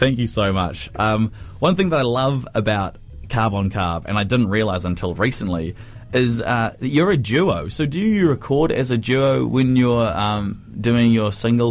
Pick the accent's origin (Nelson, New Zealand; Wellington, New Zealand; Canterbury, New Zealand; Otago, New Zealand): Otago, New Zealand; Cromwell; I grew up in Cromwell